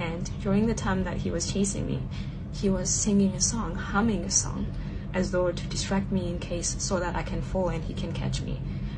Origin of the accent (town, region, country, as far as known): South Africa; now in Shanghai, China